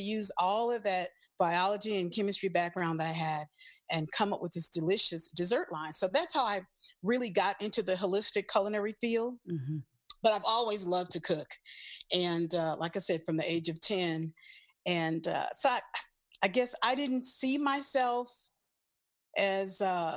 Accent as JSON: {"language": "English", "town": "New Orleans", "region": "Louisiana", "country": "United States", "also_born_or_lived": "Los Angeles", "moved": "yes", "said": "I'm originally from New Orleans, Louisiana"}